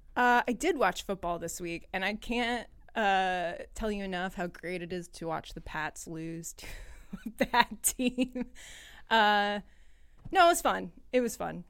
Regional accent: New England, United States; moved away as an adult; I grew up in New England

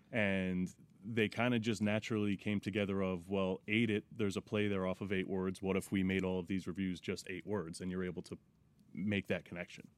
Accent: Monroe, New York, United States; also born or lived in Teaneck, New Jersey; I grew up in, uh, Monroe, New York

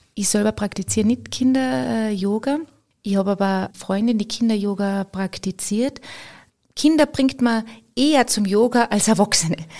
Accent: Austria; bei uns in Österreich

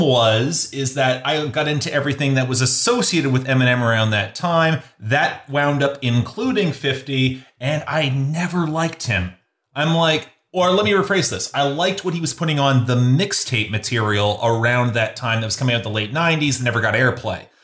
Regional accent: Canadian Midwest, Canada; even though I'm from the Midwest, I'm from the Canadian Midwest

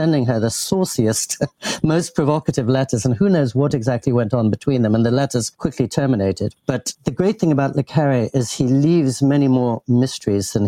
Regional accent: England, United Kingdom; I grew up in England and in the heart of establishment England

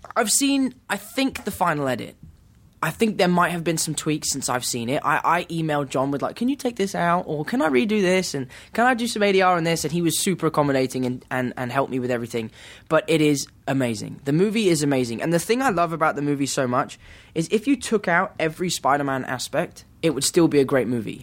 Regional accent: England, United Kingdom

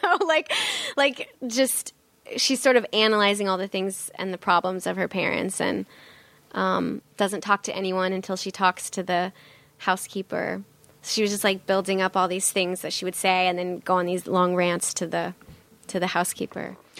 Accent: North Bend, Nebraska, United States; moved away as an adult; also born or lived in Wayne, Nebraska / New York City; I grew up in Nebraska.

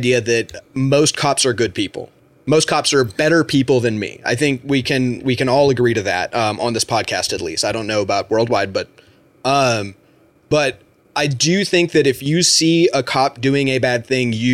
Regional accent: United States; I, as an American

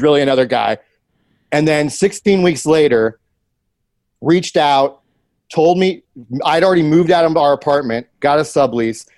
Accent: Columbus, United States; moved away; my hometown, Columbus

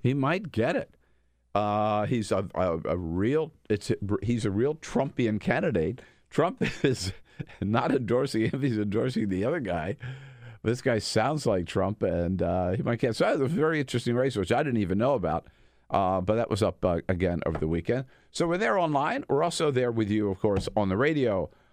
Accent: United States; I'm an American

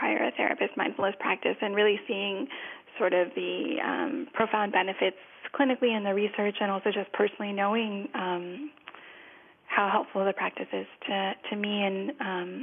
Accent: Los Angeles, California, United States; I'm from Los Angeles

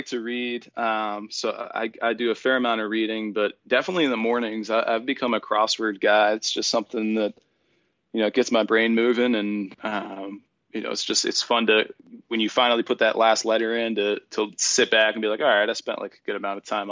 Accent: Erie, Pennsylvania, United States; moved away; also born or lived in California; my hometown of Erie, Pennsylvania

